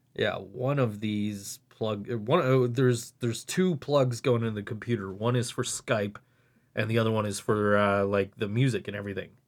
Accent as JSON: {"language": "English", "town": "Buffalo", "region": "New York", "country": "United States", "said": "I'm from Buffalo."}